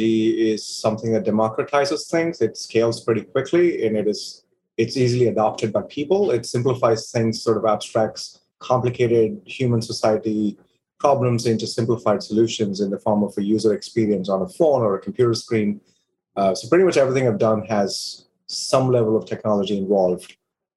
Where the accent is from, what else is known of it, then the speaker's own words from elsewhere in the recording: India; moved away as an adult; now in United States; I decided to stay in my home country, build businesses, and make an impact